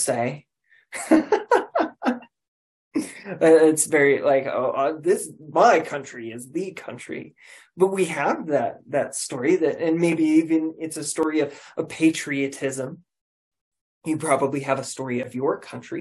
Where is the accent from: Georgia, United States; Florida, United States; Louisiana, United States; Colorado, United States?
Colorado, United States; I'm from Colorado. I'm a Colorado native